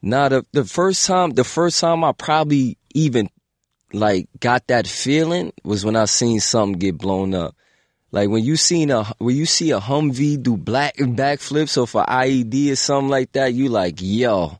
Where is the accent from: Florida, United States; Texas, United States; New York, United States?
New York, United States; New York City; I'm from the Bronx.